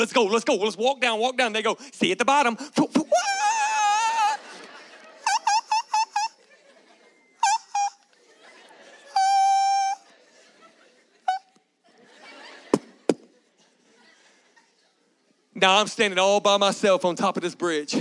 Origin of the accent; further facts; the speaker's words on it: Galveston, Texas, United States; I grew up in Galveston, Texas. Anybody know what Galveston is? That's where I'm from. That's where I grew up